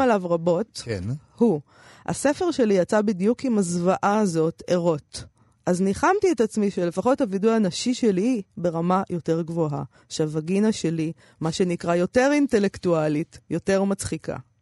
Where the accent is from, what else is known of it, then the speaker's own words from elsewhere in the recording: Israel; אנחנו מפה